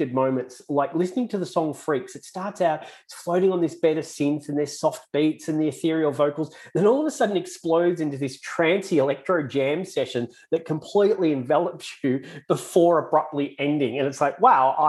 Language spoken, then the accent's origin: English; Australia; accent: Aussie; my Aussie accent